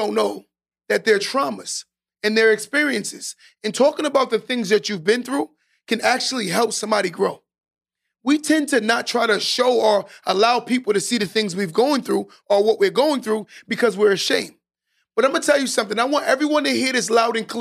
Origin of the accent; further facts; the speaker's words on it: New York, United States; I'm from New York